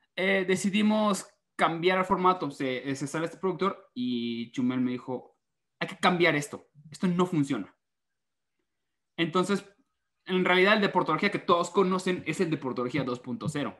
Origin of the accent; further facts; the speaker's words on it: Mérida, Yucatán, Mexico; estoy muy acostumbrado de que en Mérida todos hablan así